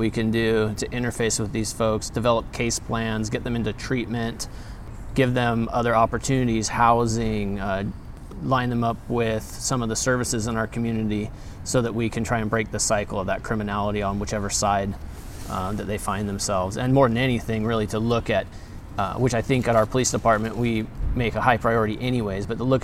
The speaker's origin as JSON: {"language": "English", "town": "Grass Valley", "region": "California", "country": "United States", "tie": "born or raised there", "also_born_or_lived": "Spokane, Washington", "said": "I came back to Grass Valley"}